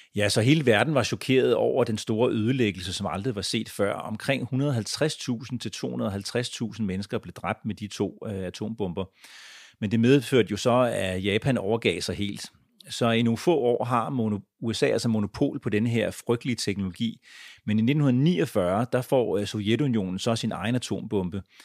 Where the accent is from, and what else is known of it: Denmark; born or raised there; also born or lived in United States